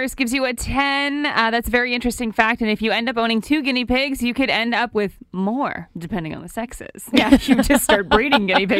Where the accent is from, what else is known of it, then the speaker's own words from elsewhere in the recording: Ottawa, Ontario, Canada; we're from Ottawa.